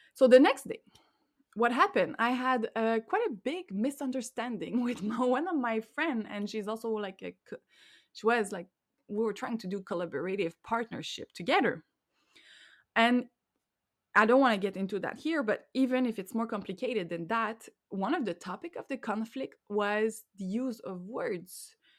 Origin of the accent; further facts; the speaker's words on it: Montreal, Quebec, Canada; first language French; English is a second language; I am from Montreal, which is in Quebec, the French province in Canada